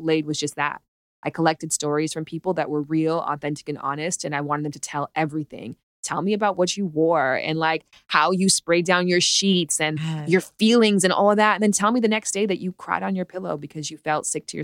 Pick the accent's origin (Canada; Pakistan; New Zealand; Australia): Canada; I'm from Canada